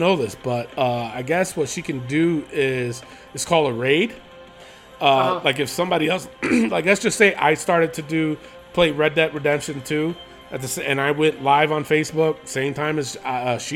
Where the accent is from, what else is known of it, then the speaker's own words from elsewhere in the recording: New York, United States; now in Las Cruces, United States; but I'm originally from New York